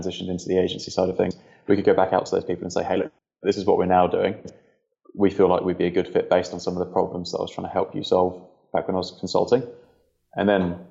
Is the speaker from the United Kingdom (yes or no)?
yes; England, United Kingdom; moved away as an adult; now in New Zealand; I was originally from England and moved to New Zealand about 4 years ago.